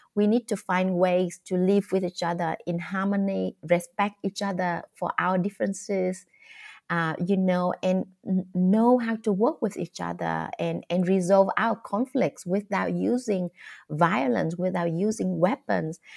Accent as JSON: {"language": "English", "country": "Vietnam", "tie": "born or raised there", "second_language": "English", "said": "I grew up in the countryside of Vietnam"}